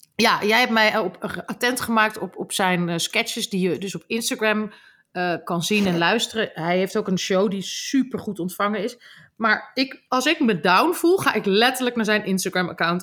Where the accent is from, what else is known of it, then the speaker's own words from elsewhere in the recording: Groningen, Netherlands; accent: Gronings; ik ben opgegroeid in Groningen